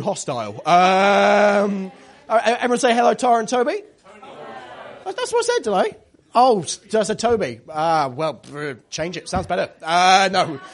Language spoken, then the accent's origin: English; Devon, South West England, United Kingdom; I come from Devon.